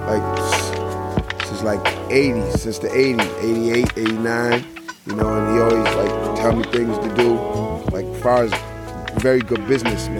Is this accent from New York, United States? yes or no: yes; New York City, New York, United States; also born or lived in New Rochelle; from New York City, originally from the Bronx, BX, Bronx